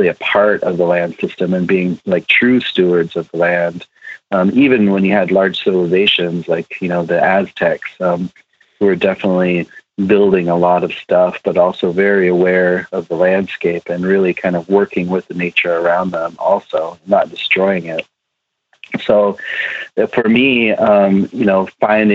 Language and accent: English; Pine Ridge Indian Reservation, South Dakota, United States; I was born on Pine Ridge Indian Reservation in South Dakota